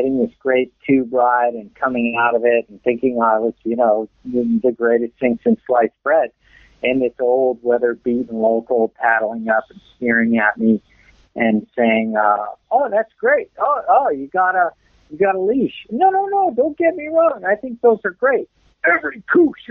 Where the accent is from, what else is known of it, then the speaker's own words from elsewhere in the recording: Malibu, California, United States; moved away as an adult; also born or lived in Australia; I grew up in Southern California, and I was a lifeguard there